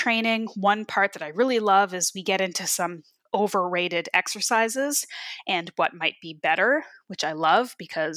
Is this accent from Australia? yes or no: no; Canada; also born or lived in Ontario; I grew up in Canada, but I still am not like a cold person in my veins